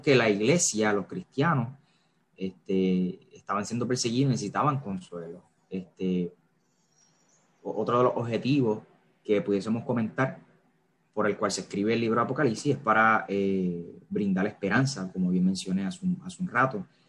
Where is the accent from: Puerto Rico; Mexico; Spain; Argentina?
Puerto Rico; Carolina; soy de Puerto Rico, como bien mencionó David, específicamente de Carolina. Carolina, Puerto Rico. Eh, nacido y creado por acá